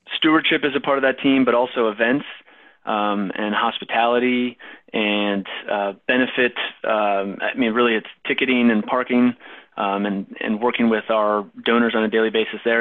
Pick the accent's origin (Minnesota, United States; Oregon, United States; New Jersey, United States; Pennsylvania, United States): Minnesota, United States; also born or lived in Wisconsin; now in North Carolina, United States; I grew up in Minnesota